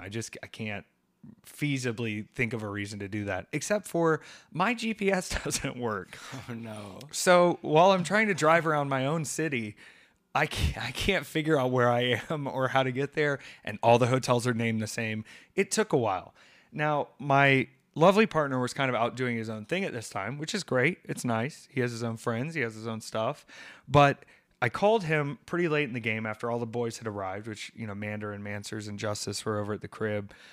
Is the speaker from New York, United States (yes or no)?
no; Atlanta, Georgia, United States; moved away; I was in Atlanta this week and that's home for me.